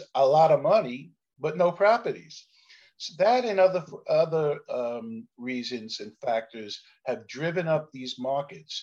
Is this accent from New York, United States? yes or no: yes; New York City, New York, United States; I'm a kid from Canarsie, Brooklyn, which I refer to as the Mafia minor leagues, a rough place to grow up